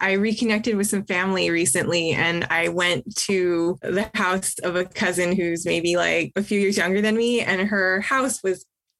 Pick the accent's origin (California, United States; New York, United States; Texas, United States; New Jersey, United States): California, United States; Fresno; also born or lived in Inland Empire, California; And then we moved up to Fresno when I was about 2 years old, and I grew up in Fresno.